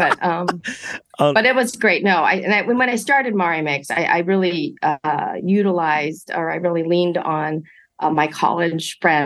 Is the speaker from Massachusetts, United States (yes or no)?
no; Monterey Park, California, United States; I grew up in Monterey Park, first generation college to attend USC, in my family